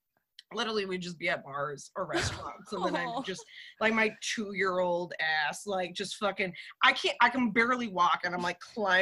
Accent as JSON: {"language": "English", "region": "Texas", "country": "United States", "moved": "yes", "said": "I'm actually from Texas"}